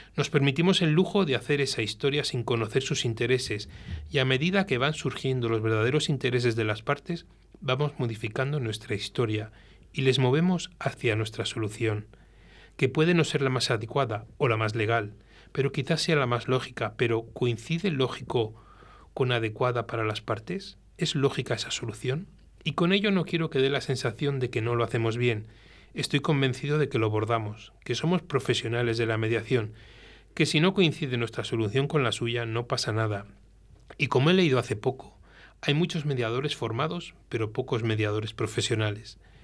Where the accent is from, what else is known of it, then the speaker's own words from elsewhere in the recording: Velilla del Río Carrión, Castile and León, Spain; mi gente de donde yo soy, de Belía del Río Carrión, del Paraíso, en el norte de, Palencia